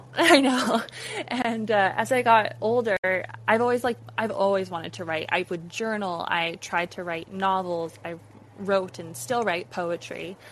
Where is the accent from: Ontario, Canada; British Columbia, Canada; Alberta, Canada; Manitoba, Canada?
Alberta, Canada; born or raised there